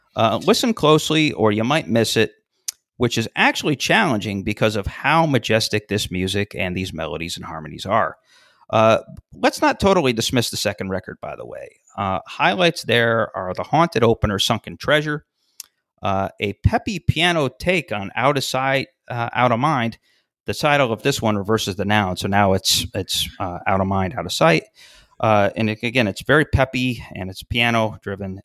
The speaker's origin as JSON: {"language": "English", "town": "Syracuse", "region": "New York", "country": "United States", "tie": "born or raised there", "said": "my hometown of Syracuse"}